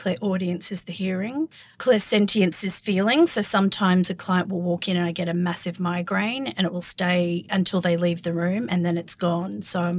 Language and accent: English; Perth, Western Australia, Australia; I grew up in Perth